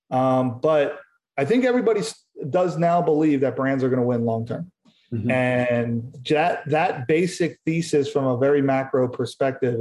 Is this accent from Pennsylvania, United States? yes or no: yes; Philadelphia, Pennsylvania, United States; now in California, United States; I'm from Philadelphia